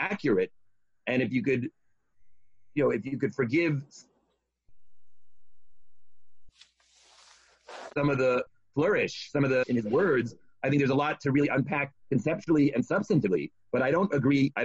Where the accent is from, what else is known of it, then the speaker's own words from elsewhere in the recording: United States; I see myself as an American